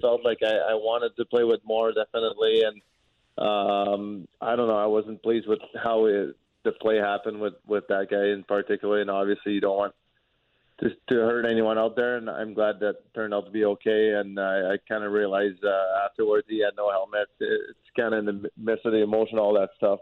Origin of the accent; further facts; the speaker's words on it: Quebec, Canada; first language French; English is a second language; moved away as an adult; also born or lived in Lewiston, Maine / St. Louis; growing up in Quebec from the city that I'm from, even though it's close to the United States, we never had to speak English.